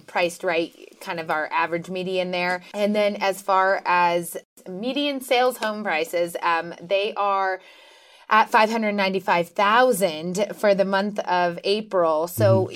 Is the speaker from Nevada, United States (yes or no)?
yes; Reno, Nevada, United States; I was born and raised here in Reno, and um, I love Nevada